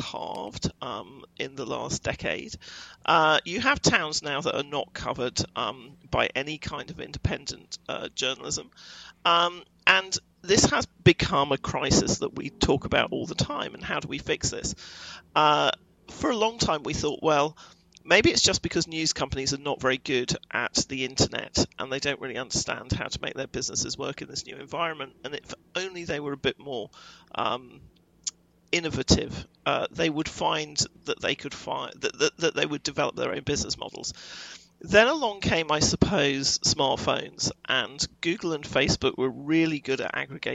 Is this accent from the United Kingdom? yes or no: yes; United Kingdom; moved away as an adult; now in United States; I'm European and I come from Britain